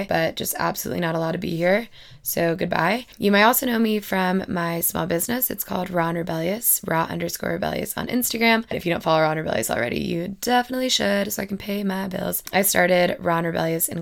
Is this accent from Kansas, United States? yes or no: no; Madison, Alabama, United States; moved away as an adult; also born or lived in Auburn, Alabama; now in Denver, United States; I am originally from Madison, Alabama